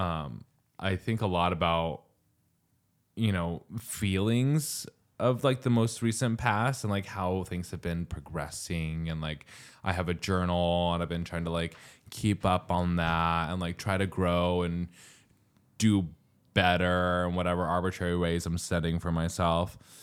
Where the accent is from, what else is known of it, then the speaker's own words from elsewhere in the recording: New Mexico, United States; moved away; I'm from New Mexico